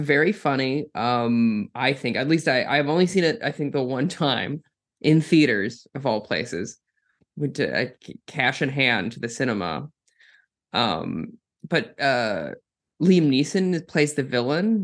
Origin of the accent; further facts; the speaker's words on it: Minnesota, United States; I'm from Minnesota